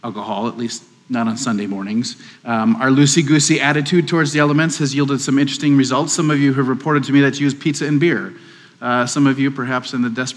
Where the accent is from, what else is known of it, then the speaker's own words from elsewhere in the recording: Wisconsin, United States; now in Waco, United States; I'm from Wisconsin